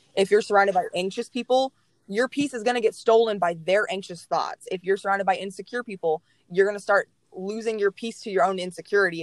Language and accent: English; Mansfield, Texas, United States; I grew up in Mansfield. I was born in Mansfield